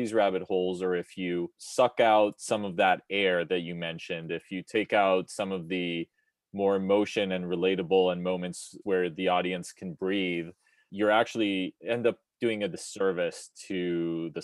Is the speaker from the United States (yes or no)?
no; Israel; I'm personally from Israel